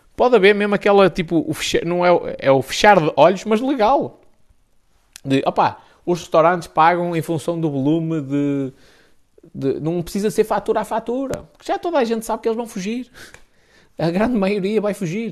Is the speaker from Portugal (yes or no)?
yes; the North, Northern Portugal, Portugal; aqui no Norte é B de burro mesmo